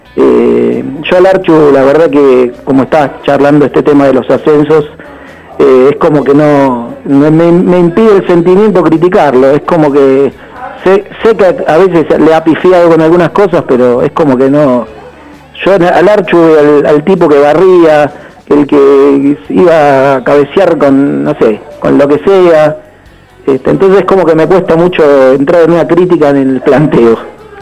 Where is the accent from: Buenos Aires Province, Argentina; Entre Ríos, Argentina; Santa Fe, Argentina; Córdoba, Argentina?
Buenos Aires Province, Argentina; Banfield; moved away as an adult; now in Bariloche, Argentina; al mudarme acá a esta ciudad, si bien yo no soy barilochense, soy de Banfield desde que nací